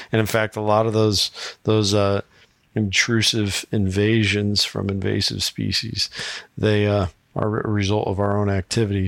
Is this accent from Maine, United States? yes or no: no; Iowa, United States; my home state of Iowa